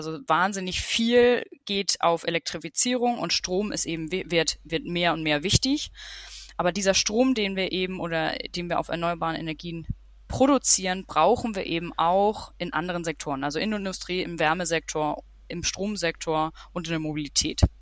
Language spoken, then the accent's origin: German; Schleswig-Holstein, Germany; also born or lived in Denmark; Ähm, ich bin aufgewachsen in Schleswig-Holstein, relativ nah an der dänischen Grenze, also in Nähe Flensburg, aber sehr ländlich. Bin da auch zu dänischen Kindergarten, dänische Schule äh, gegangen, also gehörte der dänischen Minderheit an. Hab sieben Jahre in Dänemark gewohnt.